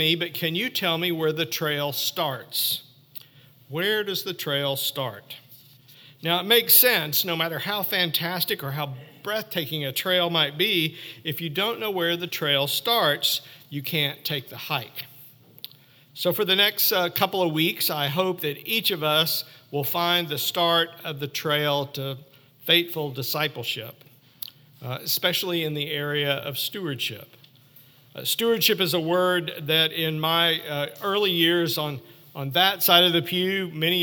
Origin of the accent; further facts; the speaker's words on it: Ozark Mountains, Arkansas, United States; I grew up in the Ozark Mountains, camping and fishing and hiking a lot in my youth, mostly along the Buffalo River and the White River